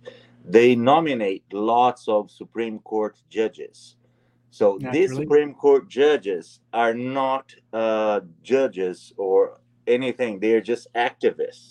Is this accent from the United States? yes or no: no; Brazil; moved away as an adult; now in Canada; I left Brazil. I'm a Brazilian Canadian. I'm a Canadian citizen and a Brazilian citizen. I left Brazil in 2002.